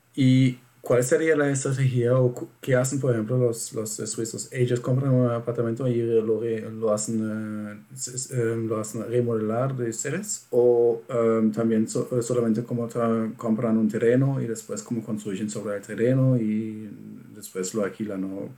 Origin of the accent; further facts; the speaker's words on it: Germany; Spanish is a second language; yo, siendo alemán